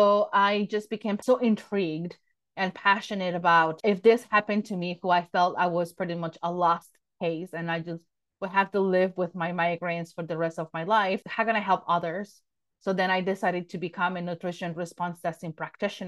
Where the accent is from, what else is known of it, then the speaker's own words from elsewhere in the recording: Mexico City, Mexico; I was born and raised in Mexico City.